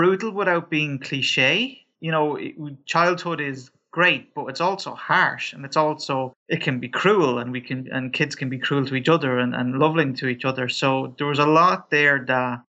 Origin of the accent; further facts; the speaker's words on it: Ireland; also born or lived in Dublin; I'm from Ireland, so we're rampant with Catholics. Yeah, like religion was always a big part of, I suppose, our household.